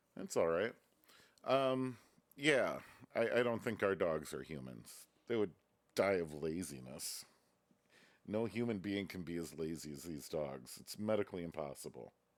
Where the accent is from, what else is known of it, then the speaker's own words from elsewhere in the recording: Reedsburg, Wisconsin, United States; moved away; my hometown